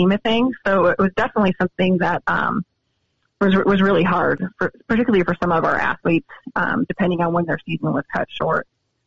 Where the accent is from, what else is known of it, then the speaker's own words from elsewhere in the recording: Montana, United States; now in Columbia, United States; I'm from Montana